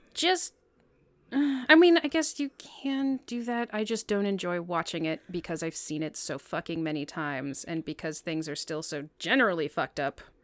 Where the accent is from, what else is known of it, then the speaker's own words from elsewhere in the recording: United States; I'm American